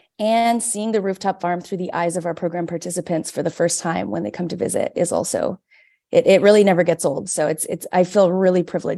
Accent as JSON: {"language": "English", "town": "Vancouver", "region": "British Columbia", "country": "Canada", "tie": "born or raised there", "moved": "yes", "lives_now": "Toronto, Canada", "said": "my local college where I grew up in Vancouver"}